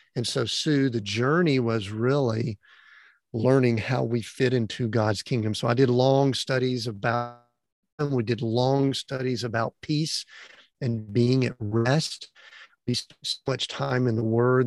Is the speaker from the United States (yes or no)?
yes; Atlanta, Georgia, United States; born and raised in the Atlanta, Georgia area